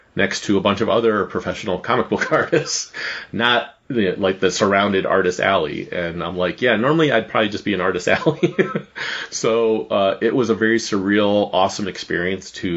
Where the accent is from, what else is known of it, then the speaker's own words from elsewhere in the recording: Cleveland, Ohio, United States; it being my hometown